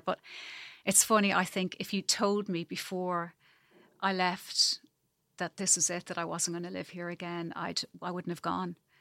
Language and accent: English; Ireland; moved away as an adult; also born or lived in Zambia; now in New Zealand; the longer I'm away from Ireland, the more I miss it